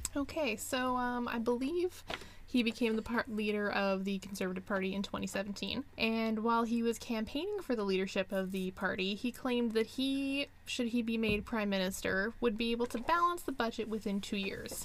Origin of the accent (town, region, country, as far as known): Canada